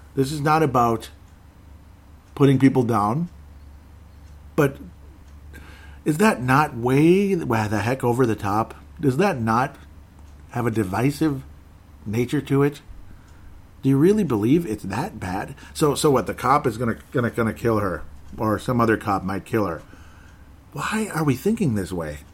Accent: Golden Valley, Minnesota, United States; I'm from Golden Valley, Minnesota

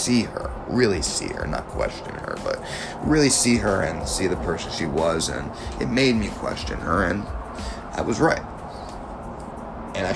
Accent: South Florida, United States; also born or lived in New York; I was born in New York, raised down here, South Florida

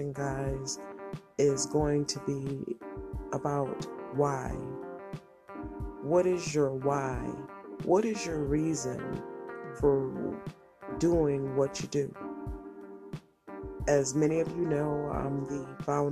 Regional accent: Connecticut, United States; I was raised in the projects. I was raised in Connecticut

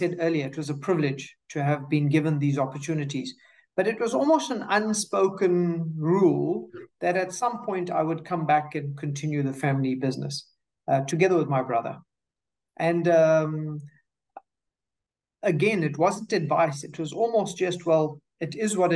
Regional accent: South Africa; also born or lived in United States; Finished high school in South Africa.

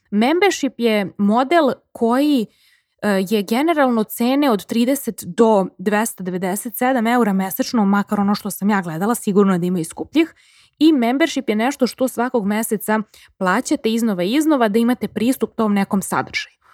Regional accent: Serbia; kod nas u Srbiji

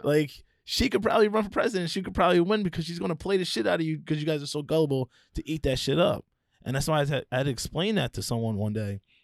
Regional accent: Philadelphia, Pennsylvania, United States; I grew up in Philly, right? A lot of my life, I lived in the suburbs

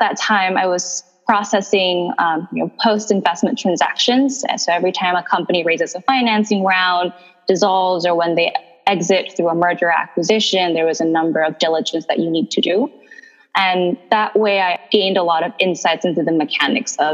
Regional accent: Indonesia; moved away as an adult; also born or lived in Chicago; I was born in Indonesia and raised by an entrepreneurial family

